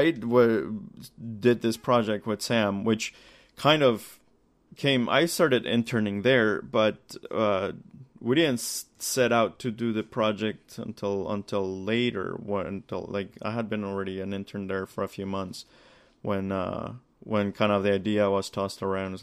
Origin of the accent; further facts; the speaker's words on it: Colombia; now in Toronto, Canada; I grew up in Colombia